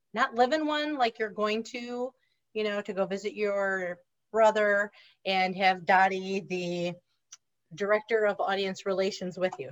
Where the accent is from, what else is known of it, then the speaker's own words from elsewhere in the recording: Reedsburg, Wisconsin, United States; accent: nasally; also born or lived in Washington, D.C. area; i grew up in reedsburg wisconsin which is an hour north of madison if you know anything about wisconsin so kind of south central